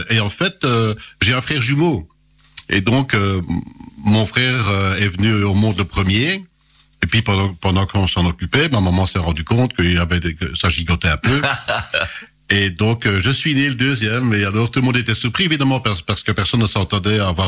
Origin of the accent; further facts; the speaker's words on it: Pironchamps, Wallonia, Belgium; born there; je suis né à Pironchamp, ou euh, le petit, petit, la petite commune dont mes parents sont originaires